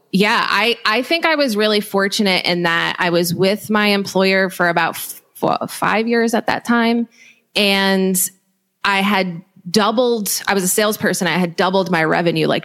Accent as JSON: {"language": "English", "region": "New Jersey", "country": "United States", "tie": "born or raised there", "also_born_or_lived": "New York", "moved": "as an adult", "lives_now": "Cincinnati, United States", "said": "I grew up in New Jersey. I've always lived in New Jersey and New York."}